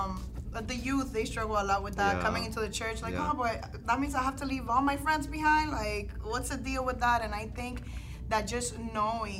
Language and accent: English; Dominican Republic; moved away; I still have friends from when I grew up in Dominican Republic